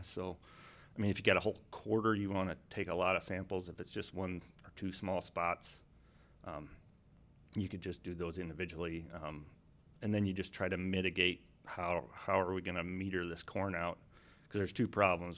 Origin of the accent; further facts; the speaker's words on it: North Dakota, United States; so if you cut North Dakota in half, north, south, east, west. I grew up about there